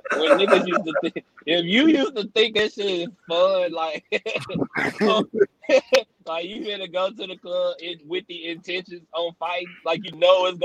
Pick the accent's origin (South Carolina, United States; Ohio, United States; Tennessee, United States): Tennessee, United States; Memphis; I'm from North Memphis, but at the time, nigga, I'm staying in East Memphis